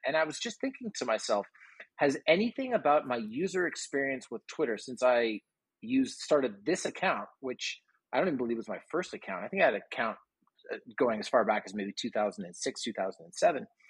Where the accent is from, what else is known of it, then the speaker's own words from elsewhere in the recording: Toronto, Ontario, Canada; now in Austin, United States; I was from Toronto